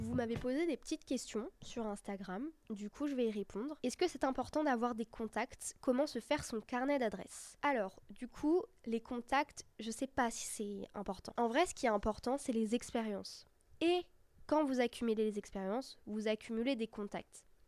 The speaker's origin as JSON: {"language": "French", "region": "Brittany", "country": "France", "moved": "yes", "lives_now": "Paris, France", "said": "je viens de Bretagne"}